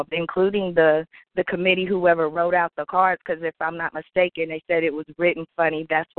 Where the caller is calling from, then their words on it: Oklahoma, United States; I'm calling from Oklahoma.